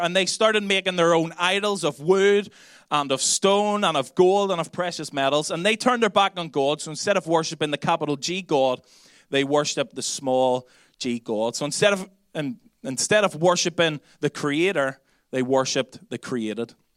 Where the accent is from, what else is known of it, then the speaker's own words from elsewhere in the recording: Belfast, Northern Ireland, United Kingdom; accent: Belfast; now in Dublin, Ireland; my Belfast accent